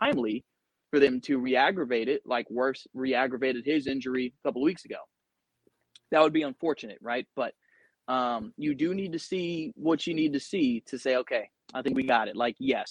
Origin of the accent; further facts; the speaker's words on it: Atlanta, Georgia, United States; I'm from Atlanta, so I don't try to hide that.